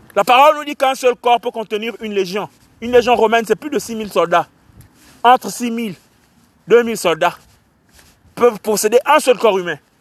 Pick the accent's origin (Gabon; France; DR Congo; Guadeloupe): Gabon; Port-Gentil, Ogooué-Maritime; je suis de Port-Gentil, je suis un Port-Gentil